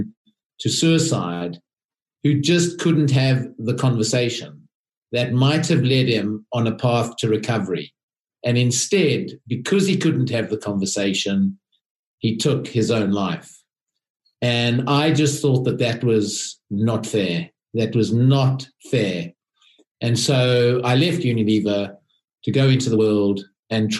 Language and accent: English; South Africa; moved away as an adult; now in United Kingdom; I am a South African